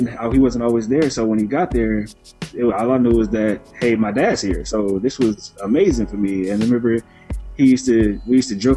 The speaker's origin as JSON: {"language": "English", "town": "Milwaukee", "region": "Wisconsin", "country": "United States", "tie": "born or raised there", "said": "I'm from Milwaukee, Wisconsin, and like my family life, man, it was great, honestly. Growing up, I had 5 older sisters"}